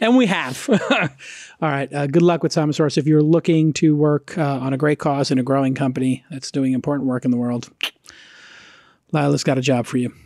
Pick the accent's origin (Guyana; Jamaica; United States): United States